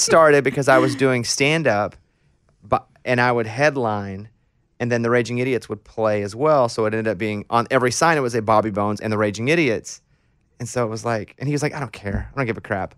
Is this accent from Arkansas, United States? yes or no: yes; Arkansas, United States; I'm from Arkansas, so I say this as someone who comes from an extremely rural town where nobody goes.